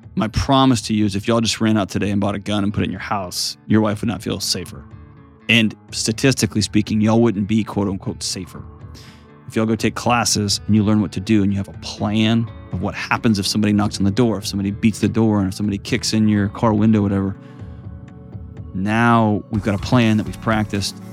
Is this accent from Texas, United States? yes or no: yes; Texas, United States; I'm a Texan